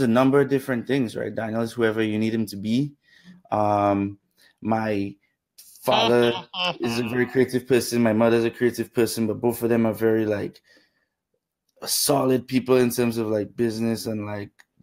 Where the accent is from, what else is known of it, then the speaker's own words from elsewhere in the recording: Dominica; moved away; also born or lived in Canada; Grew up in Dominica